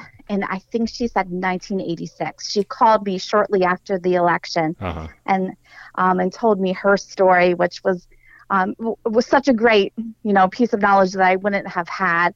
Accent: Dillsburg, Pennsylvania, United States; also born or lived in Mechanicsburg, Pennsylvania; I was born and raised in Dillsburg

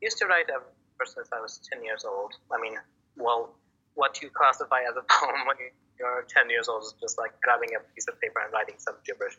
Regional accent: Baghdad, Baghdad Governorate, Iraq; now in Maine, United States; I was born and raised in Iraq, Baghdad, straight in the capital.

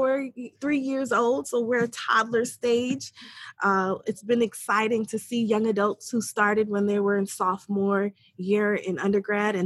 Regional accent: New York, United States; I am originally from New York. I'm the child of immigrants. Far Rockaway, New York, so inner city urban area.

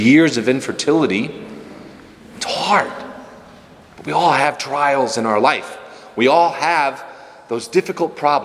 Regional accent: Rockford, Illinois, United States; I'm from Rockford and oldest of four

